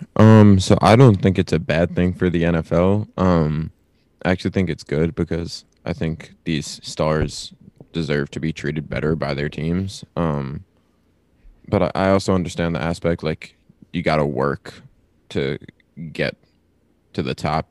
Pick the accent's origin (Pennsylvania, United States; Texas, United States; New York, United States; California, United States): New York, United States; moved away; I'm originally from New York